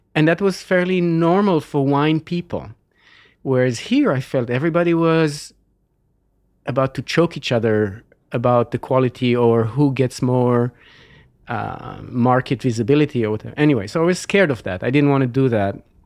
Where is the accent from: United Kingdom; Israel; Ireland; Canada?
Israel; moved away as an adult; now in California, United States; I was born and grew up in Israel